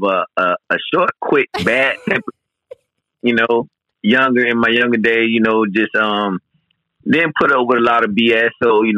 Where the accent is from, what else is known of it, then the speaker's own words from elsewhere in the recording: Orlando, Florida, United States; also born or lived in Tampa, Florida; I'm originally from Orlando, and I moved down to Tampa to go to college